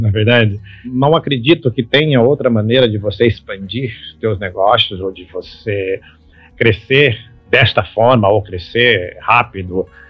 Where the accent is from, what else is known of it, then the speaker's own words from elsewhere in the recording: Belo, interior of Minas Gerais, Brazil; moved away; eu nasci em Belo lá no interior de Minas Gerais